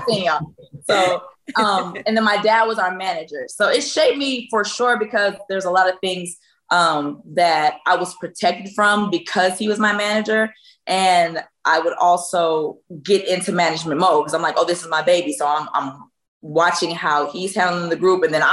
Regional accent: Virginia, United States; moved away; I'm from Virginia

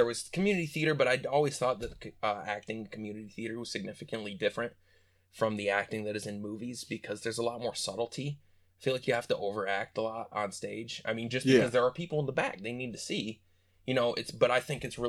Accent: Ionia, Michigan, United States; also born or lived in Detroit; I've pretty much come up all the way through my life in little town of Ionia. If you were really well known for our prisons and our free fair, that's about it.

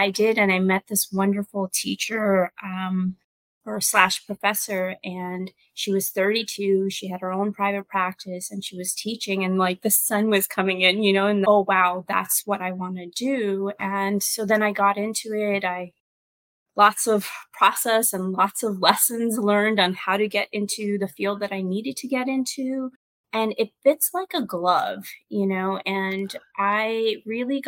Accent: Pakistan; now in United States; in my culture, I was born in Pakistan. I came here.

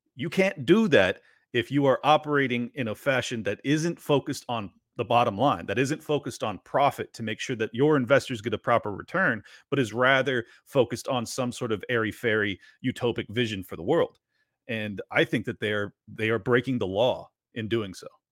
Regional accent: San Diego, California, United States; moved away as an adult; my hometown was becoming

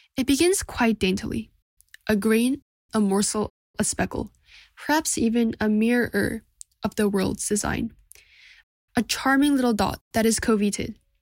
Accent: Seoul, South Korea; from Seoul, South Korea

